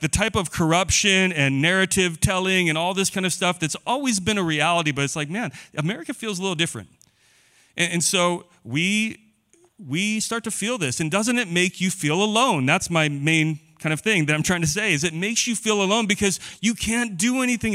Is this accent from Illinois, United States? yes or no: no; Boise, Idaho, United States; I grew up in Boise.